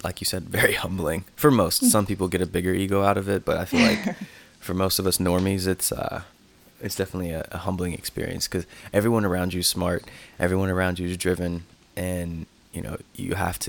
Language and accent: English; North Carolina, United States; I'm in North Carolina. I say it like that on the podcast. I'm from North Carolina